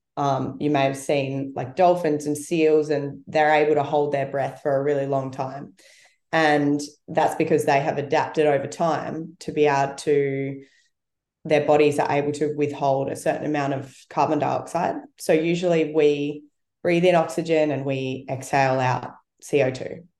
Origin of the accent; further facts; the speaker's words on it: South Australia, Australia; moved away; I grew up in South Australia where it's it's colder.